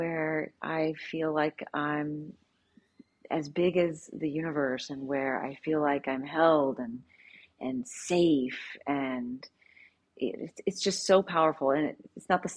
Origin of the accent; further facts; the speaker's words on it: Southern Louisiana, United States; I was raised in a very strict Southern Baptist. I'm from Southern Louisiana